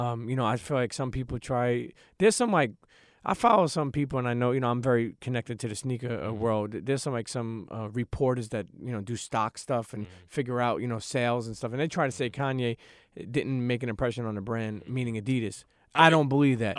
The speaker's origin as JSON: {"language": "English", "town": "New York City", "region": "New York", "country": "United States", "tie": "born or raised there", "said": "I'm from Brooklyn, New York, born and raised."}